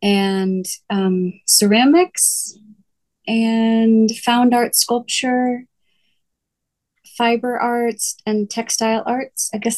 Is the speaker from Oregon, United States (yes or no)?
no; New Jersey, United States; now in Colorado, United States; I didn't really get into it until I graduated college and I moved to Colorado from New Jersey.